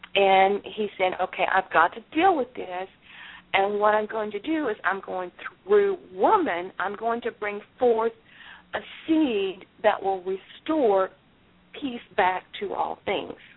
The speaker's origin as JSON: {"language": "English", "town": "Galveston", "region": "Texas", "country": "United States", "tie": "born or raised there", "said": "I was born in Galveston, Texas"}